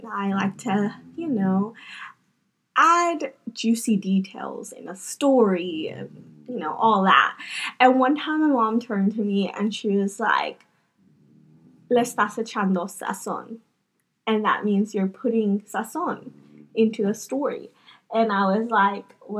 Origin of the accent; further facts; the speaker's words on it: Mississippi, United States; I was born and raised here in Mississippi